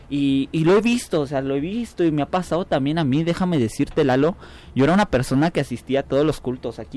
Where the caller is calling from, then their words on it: San José de Ayala, Mexico; Sí, buenas noches, Radio Esperanza. Buenas noches, hermanos. Que Dios les bendiga. … de San José de Ayala.